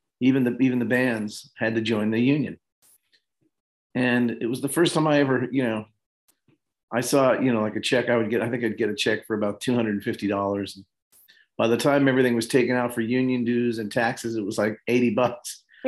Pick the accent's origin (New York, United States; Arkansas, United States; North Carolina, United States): New York, United States; Levittown; I grew up in Levittown, New York